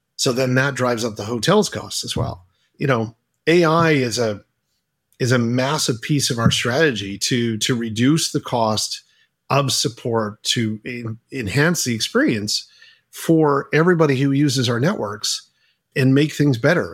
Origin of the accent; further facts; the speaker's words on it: Halifax, Nova Scotia, Canada; Adam and I are both Canadian